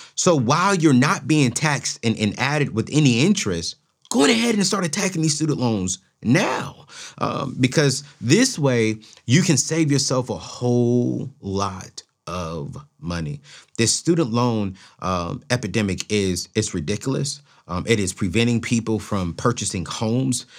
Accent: Oceanside, California, United States; growing up in Oceanside, California

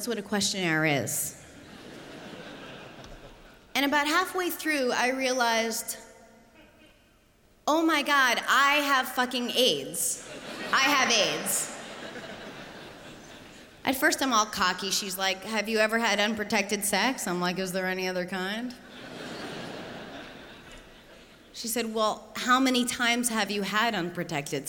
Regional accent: United States; I'm American. I don't know if you noticed that. My weird accent.

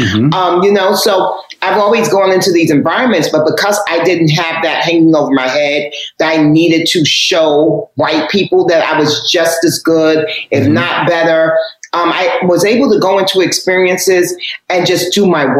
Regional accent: Harlem, New York, United States; You know, I'm from Harlem.

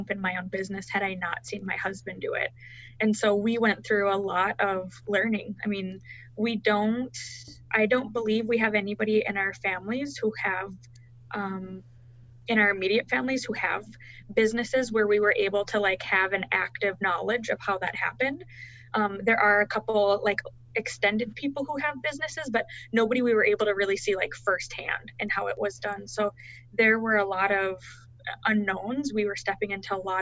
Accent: Fargo, North Dakota, United States; I was born and raised in the Fargo-Moorhead area in North Dakota.

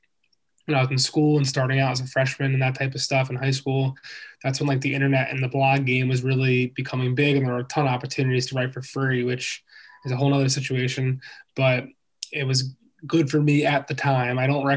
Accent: Philadelphia, Pennsylvania, United States; I am from Philly. I'm wearing Eagles hat right now. And I grew up a diehard Sixers fan for sure.

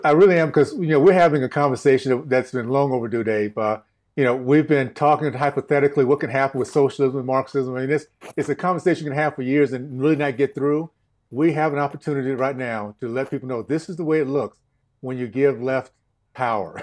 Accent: Tallahassee, Florida, United States; In Tallahassee, Tallahassee, Florida, Deep South Tallahassee, days of K K K, Jim Crow, uh, segregation

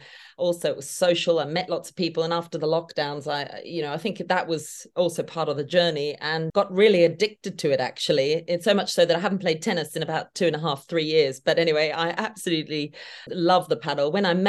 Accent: Australia; now in United Kingdom; Well, being an Aussie living in the UK, I obviously, it's a pleasure to be on your podcast.

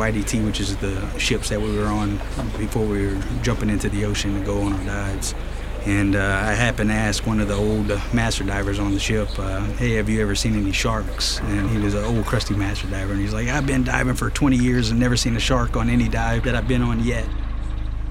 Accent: Franklinton, Louisiana, United States; moved away; I'm originally from Franklinton, Louisiana

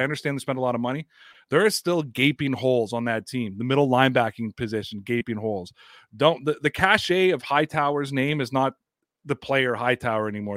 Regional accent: Toronto, Ontario, Canada; I'm from the Toronto area

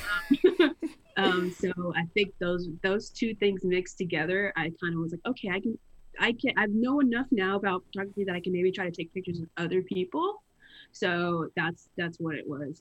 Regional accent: Greensboro, North Carolina, United States; born and raised in Greensboro. Lived here my entire life, pretty much.

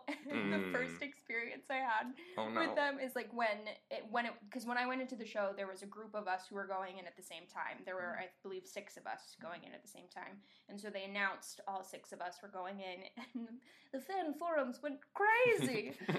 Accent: Camano Island, Washington, United States; now in East Coast, United States; I'm from Kameno Island, technically. I say Seattle because here on the West Coast, I mean, here on the East Coast, when you say we're from Washington, they think D.C.

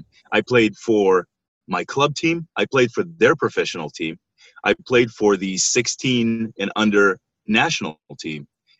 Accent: Israel; moved away as an adult; I'm originally from Israel and that's where I was born and raised

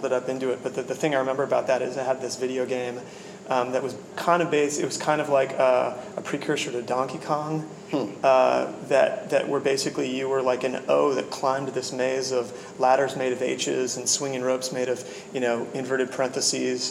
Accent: Washington, United States; I grew up in Washington

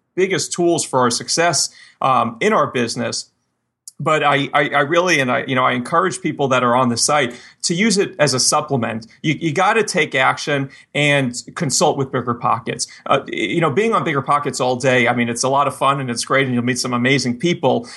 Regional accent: Miami, Florida, United States; moved away; I grew up, I grew up in Miami

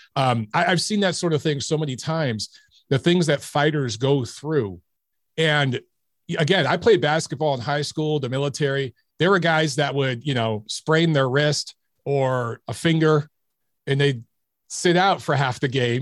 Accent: Detroit, Michigan, United States; I grew up in Detroit

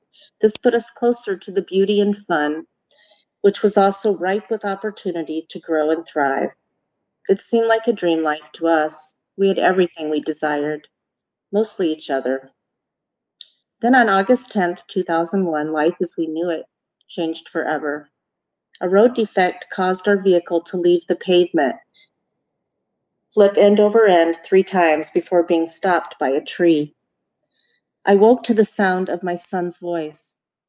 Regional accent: Austin, Texas, United States; moved away; also born or lived in Florida; In 1964, I was born in Austin, Texas, 10 weeks premature, and weighing just over 3 pounds, given a 1 in 4 chance of living.

